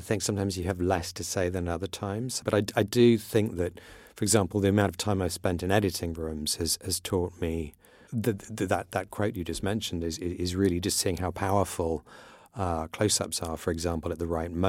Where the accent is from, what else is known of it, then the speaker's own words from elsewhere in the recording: Iran; It's something I grew up in Iran, which was very tolerant of all religions and actually was very, at the time, very friendly with Israel.